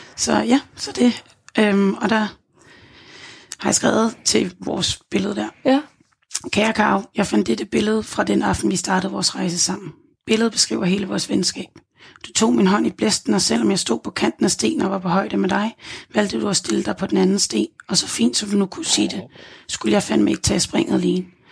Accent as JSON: {"language": "Danish", "town": "Gilleleje", "region": "Capital Region of Denmark", "country": "Denmark", "tie": "born or raised there", "moved": "as an adult", "said": "Gilleleje, hvor mine forældre bor. Hjem i, de, i mit barndomshjem"}